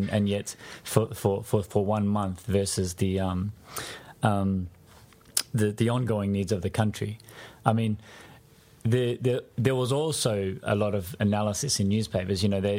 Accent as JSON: {"language": "English", "country": "Australia", "said": "But because I was over there as an Australian, we fortunately had the chance to meet the Australian team when they arrived and participate with them."}